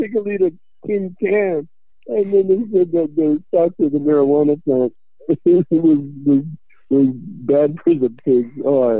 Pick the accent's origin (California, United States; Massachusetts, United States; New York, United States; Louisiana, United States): California, United States; Bel Air; I had some growing up in Bel Air.